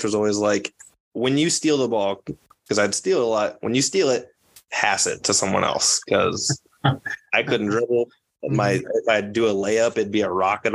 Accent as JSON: {"language": "English", "town": "Orient", "region": "Iowa", "country": "United States", "said": "I'm not from Creston. I'm from Orient, the Orient Maxburg part of it"}